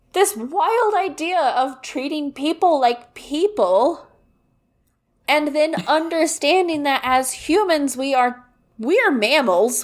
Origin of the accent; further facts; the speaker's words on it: Kansas, United States; I grew up in Kansas